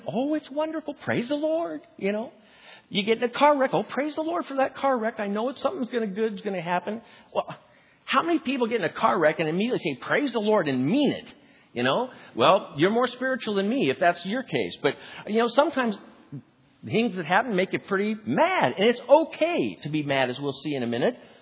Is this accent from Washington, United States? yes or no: yes; Spokane, Washington, United States; my hometown of Spokane, Washington